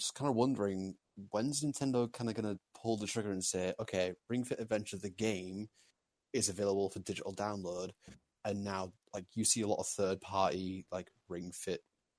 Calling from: Leeds, Yorkshire and the Humber, United Kingdom; from Leeds, UK.

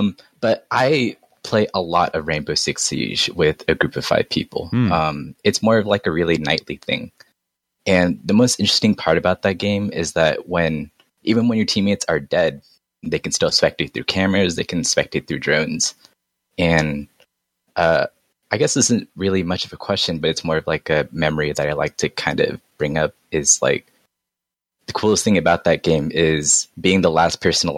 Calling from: San Diego, California, United States; I'm coming from San Diego.

